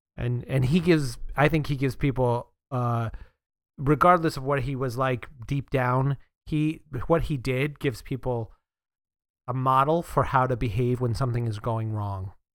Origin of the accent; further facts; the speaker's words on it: Northeast, United States; I grew up in the Northeast